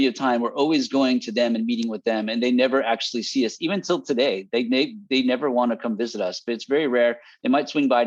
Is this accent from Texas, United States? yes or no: no; Bay Area, California, United States; moved away as an adult; also born or lived in Fresno, California; I'm from the Bay Area. I came down to go to Fresno State.